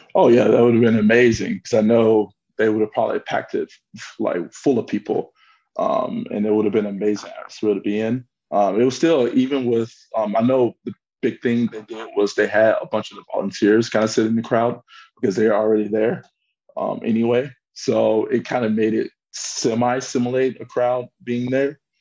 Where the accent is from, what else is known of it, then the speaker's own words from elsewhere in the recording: United States; moved away as an adult; also born or lived in Milan, Italy; now in Frankfurt, Germany; being American